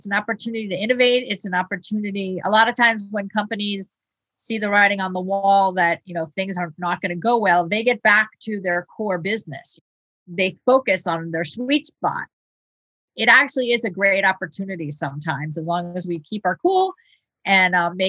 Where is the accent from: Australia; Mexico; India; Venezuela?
Venezuela; also born or lived in United States; I mean, I grew up in another country. So I was born in the United States, but I spent many years in South America and in Venezuela in particular.